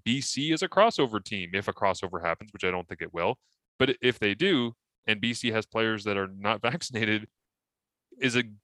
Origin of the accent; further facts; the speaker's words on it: Scotland, United Kingdom; I'm Scottish